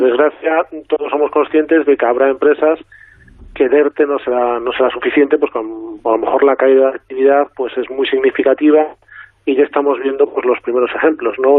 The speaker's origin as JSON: {"language": "Spanish", "region": "Galicia", "country": "Spain", "said": "aquí voy a contestar como gallego"}